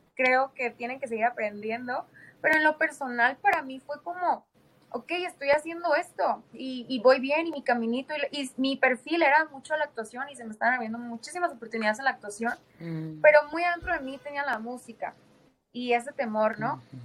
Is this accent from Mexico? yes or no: yes; Tijuana, Baja California, Mexico; moved away; allá en mi ciudad de Tijuana